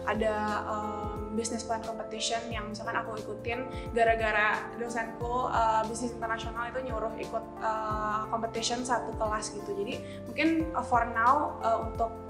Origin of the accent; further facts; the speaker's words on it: Jakarta, Indonesia; aku dari hubungan internasional angkatan 2021 uh, eh, asal aku dari Jakarta